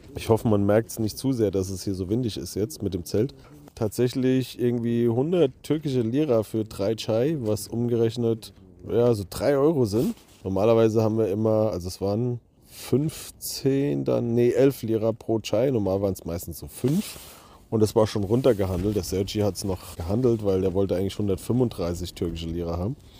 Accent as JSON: {"language": "German", "town": "Bodenheim", "region": "Rhineland-Palatinate", "country": "Germany", "said": "Ich komme aus Bodenheim, auch aus Mainz quasi"}